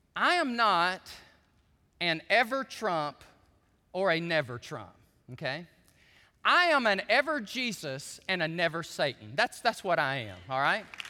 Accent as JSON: {"language": "English", "country": "United States", "said": "I'm a Christian before I am an American patriot."}